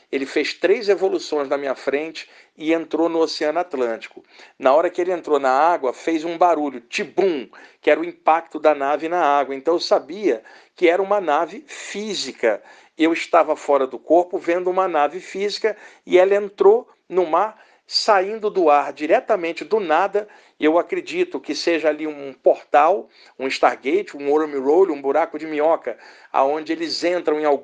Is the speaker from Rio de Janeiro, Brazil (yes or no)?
yes; Rio de Janeiro, Brazil; now in São Paulo, Brazil; eu moro aqui em São Paulo há 30 anos, mas eu sou do Rio de Janeiro.